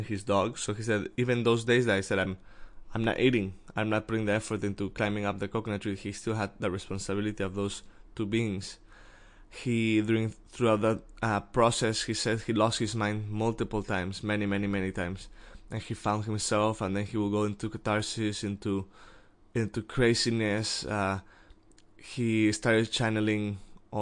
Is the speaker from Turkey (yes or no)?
no; Mexico; I'm from Mexico